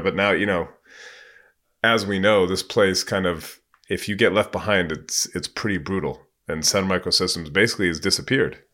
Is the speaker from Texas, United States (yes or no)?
no; California, United States; I'm from California and I was in, I graduated in ninety-nine. So I moved back to the Bay Area in ninety-nine